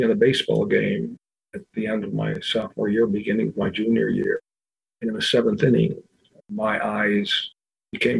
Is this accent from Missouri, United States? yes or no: no; Buffalo, New York, United States; now in Washington, D.C., United States; I live in Washington, D.C. I was born and raised in Buffalo, New York, proud to be a Buffalonian